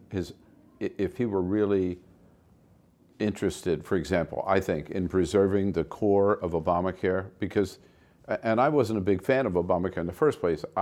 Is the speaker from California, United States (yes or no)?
yes; California, United States; One of the things that I'm really worried about as a Californian